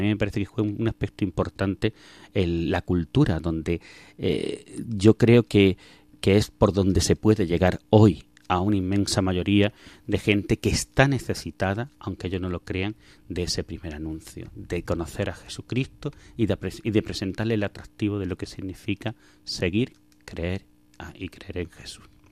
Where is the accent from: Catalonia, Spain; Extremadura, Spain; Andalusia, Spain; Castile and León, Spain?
Andalusia, Spain; Belicena; moved away; also born or lived in Alcuéscar, Cáceres; yo soy de un pueblo de Granada que se llama Belicena y allí fue donde nací, donde viví mis primeros años, donde estudié los, años del colegio